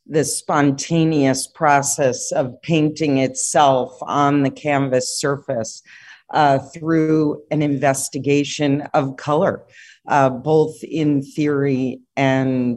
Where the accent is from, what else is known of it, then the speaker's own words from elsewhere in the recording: New York City, New York, United States; now in California, United States; born and raised in New York City and grew up in Manhattan